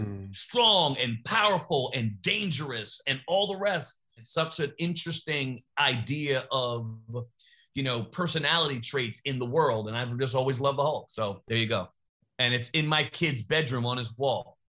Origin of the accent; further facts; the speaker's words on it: New York, United States; I'm from New York